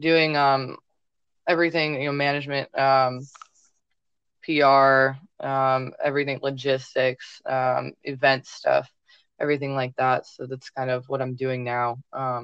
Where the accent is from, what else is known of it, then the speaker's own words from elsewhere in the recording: Chesterfield, Missouri, United States; I'm from Missouri, Chesterfield, Missouri